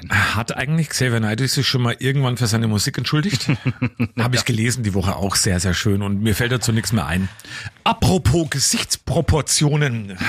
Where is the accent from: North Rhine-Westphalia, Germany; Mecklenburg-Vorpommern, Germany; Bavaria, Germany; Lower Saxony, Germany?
Bavaria, Germany; Coburg; bei uns damals, wo wir aufgewachsen sind in Coburg-Neusses, Glenter Straße, da waren wir eben auch mal dann am Wochenende an so einer Baustelle unterwegs spielen.